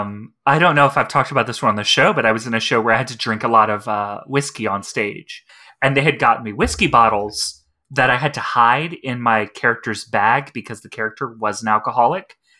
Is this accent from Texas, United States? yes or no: yes; Texas, United States; as a trans woman, as a Texan